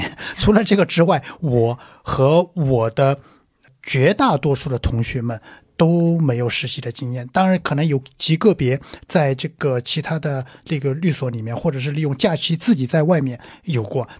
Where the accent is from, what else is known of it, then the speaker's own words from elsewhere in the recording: Jiangsu, China; 呃，我是我是江苏人。